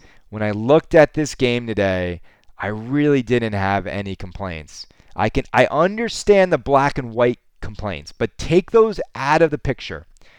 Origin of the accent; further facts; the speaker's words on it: Canada; Don't get me wrong. I'm Canadian. I'm never satisfied.